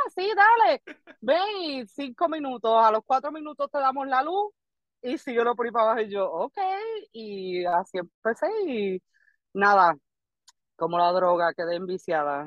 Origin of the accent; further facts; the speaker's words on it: Barranquitas, Puerto Rico; first language Spanish; now in Florida, United States; yo soy nativa del pueblo de Barranquitas, pero me encuentro en la estadidad acá en, Florida